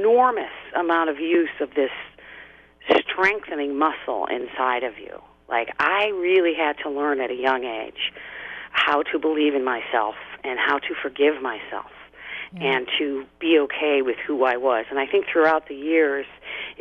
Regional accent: Chicago, Illinois, United States; moved away as an adult; now in Southern California, United States; I grew up in Chicago, moved here, you know, in my mid-20s

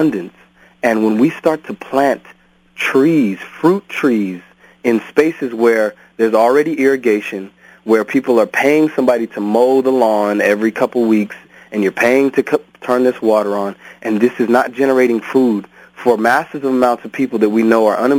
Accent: Cerritos, California, United States; where I grew up was actually in Cerritos, California

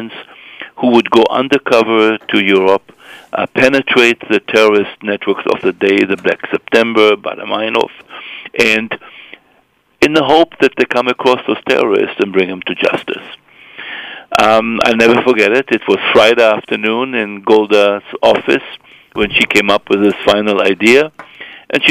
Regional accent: Israel; moved away; I'm originally from Israel, born and raised in Israel

